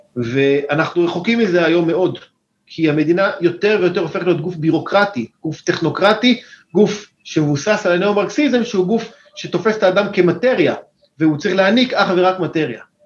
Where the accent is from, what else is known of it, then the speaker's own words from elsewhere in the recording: Israel; אני ישראלי, אמנם יש לי מקורות אמריקאים, משפחה קצת אמריקאית, אבל אני ישראלי לחלוטין